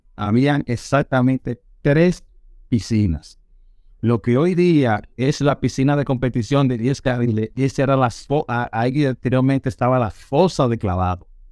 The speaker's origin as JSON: {"language": "Spanish", "town": "Santo Domingo", "region": "Distrito Nacional", "country": "Dominican Republic", "tie": "born or raised there", "said": "Nació en Santo Domingo, nací, bueno, me crié en Villajuana y en la zona colonial"}